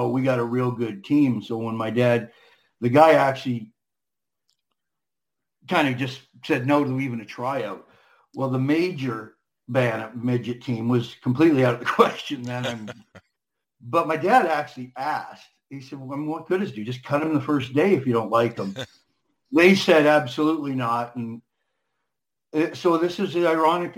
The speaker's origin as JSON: {"language": "English", "town": "Moscow", "region": "Ontario", "country": "Canada", "tie": "born or raised there", "also_born_or_lived": "Kingston, Ontario", "said": "I was born in Kingston, but we moved out to a small town about 35 miles northwest called Moscow, Ontario"}